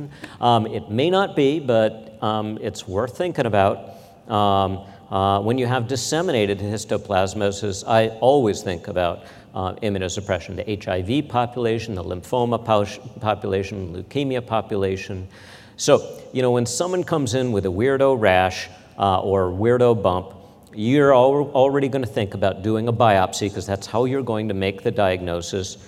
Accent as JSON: {"language": "English", "region": "Midwest", "country": "United States", "tie": "born or raised there", "said": "growing up in the Midwest"}